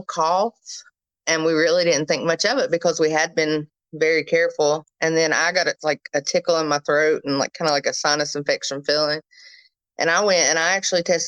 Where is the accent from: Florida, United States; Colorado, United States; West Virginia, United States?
West Virginia, United States; Princeton; I'm from Princeton, West Virginia